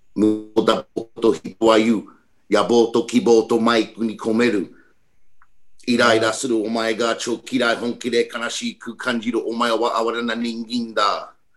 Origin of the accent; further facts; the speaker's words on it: New York City, New York, United States; Japanese is a second language; now in Albany, United States; 今オールブニーに住んでいますそして、うん、子供の時ニューヨークシティの出身です